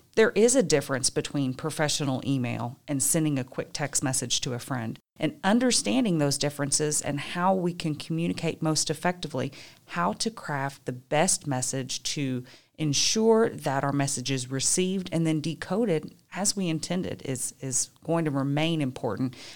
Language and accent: English; Richmond, Kentucky, United States; also born or lived in Ruston, Louisiana; I was born and raised right here in Richmond